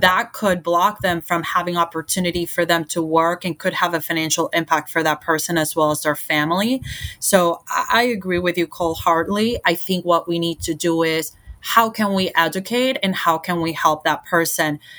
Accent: Puerto Rico; moved away as an adult; now in United States; born and raised in Puerto Rico and, and moved to the States for college

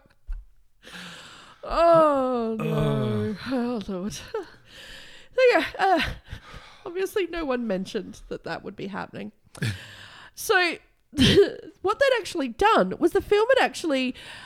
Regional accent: Broken Hill, New South Wales, Australia; I grew up in, like, Broken Hill

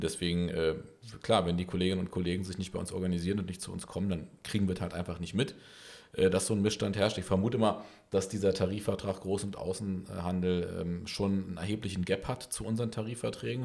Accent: Berlin, Germany; ich bin Berliner

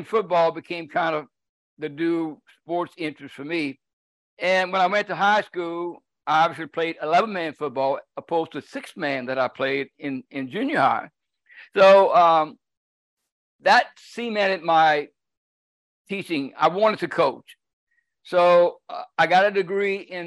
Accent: Cajun, Louisiana, United States; I'm Cajun from the top of my head to the bottom of my feet

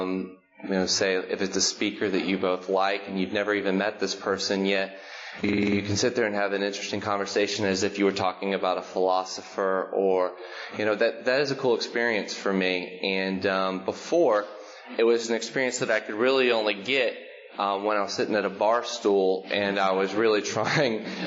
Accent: Macon, Georgia, United States; also born or lived in Lebanon, Tennessee; now in Nashville, United States; I was born in Macon, Georgia in 1980

